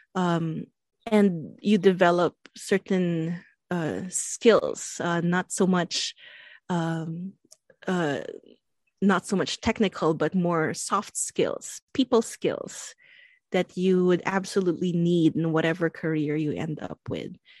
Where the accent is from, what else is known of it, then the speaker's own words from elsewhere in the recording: Central Luzon, Philippines; moved away as an adult; also born or lived in Baguio, Philippines / Manila, Philippines / Fairview, Quezon City, Philippines; now in Wailuku, Maui, Hawaii, United States; I was born in baguio baguio city in philippines my family is from there and zambales so um, Baguio, Zambales, I grew up in Bataan.